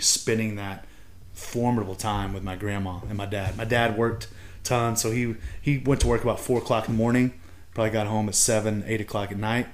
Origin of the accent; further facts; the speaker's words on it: Texas, United States; now in Pennsylvania, United States; I'm from Texas